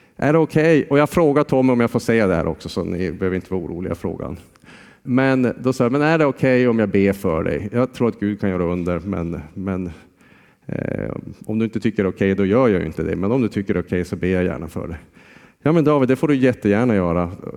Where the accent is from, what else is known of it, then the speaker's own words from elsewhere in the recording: Jokkmokk, Norrbotten County, Sweden; moved away as an adult; Jag är ju från Jokkmokk